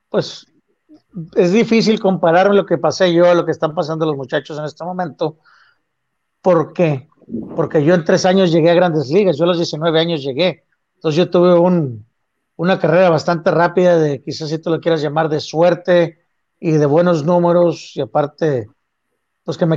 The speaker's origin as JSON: {"language": "Spanish", "country": "Mexico", "said": "pues qué chamaco de 19 años, sobre todo siendo latino mexicano, estás listo para enfrentarte a 55 mil, 60 mil personas en un estadio"}